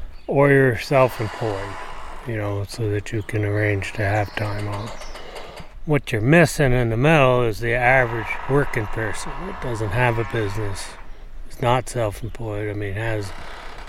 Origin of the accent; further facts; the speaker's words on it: Barre, Vermont, United States; also born or lived in Williamstown, Vermont; I was born in Barry Hospital and been here since